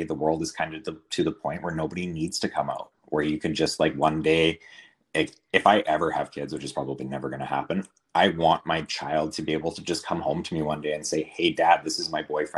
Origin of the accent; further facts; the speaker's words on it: Northern BC, British Columbia, Canada; I was raised in Northern BC in a really small town